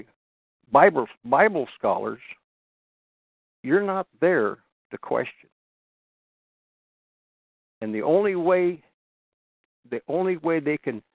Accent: Washington, United States; I was raised in Washington

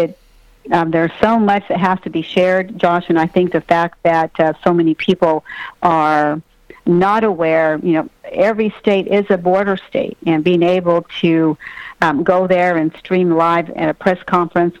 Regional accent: Texas, United States; I'm from Texas

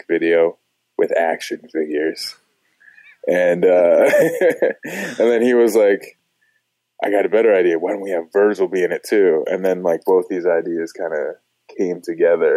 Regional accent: Los Angeles, California, United States; moved away; I'm originally from Los Angeles

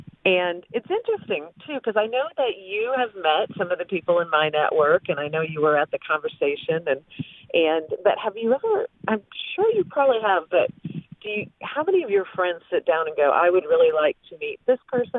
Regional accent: Flint, Michigan, United States; But as I was saying about growing up in Flint, Michigan, I didn't really even think about meeting people or who I wanted to know.

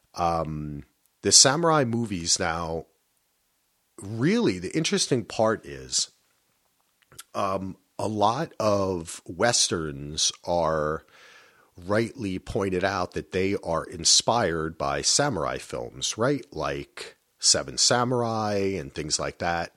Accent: United States; growing up in New Yo-, you know, New Jersey, New York

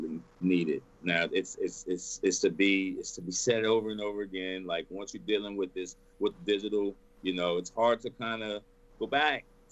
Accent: Texas, United States; I'm born and raised in Texas. Born and raised

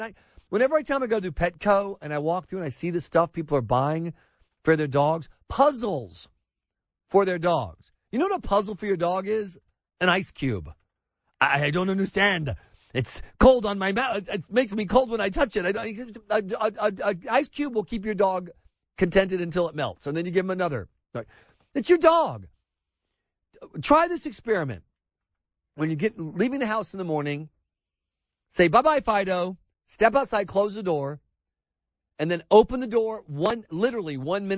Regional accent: the South, Southern United States, United States; as a Southerner

